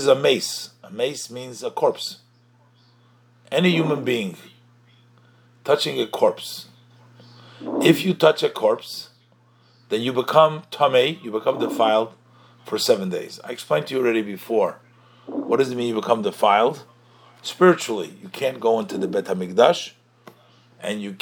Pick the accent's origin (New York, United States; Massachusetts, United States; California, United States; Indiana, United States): New York, United States; I was born in the Rebbe's court. That's where I was born. I was born and I was raised over there.